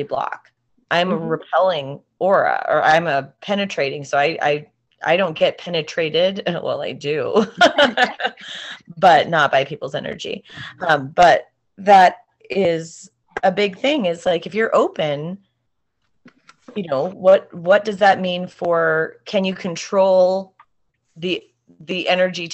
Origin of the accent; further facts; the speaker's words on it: Montana, United States; we're from Montana